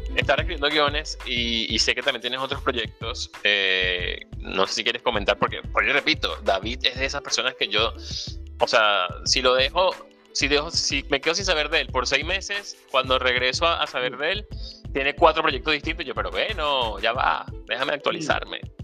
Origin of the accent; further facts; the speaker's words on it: La Victoria, Aragua, Venezuela; como ribense, eh, em, no sé si sea el gentilicio, pero espero que sea así. O como victoriano, o como victoriano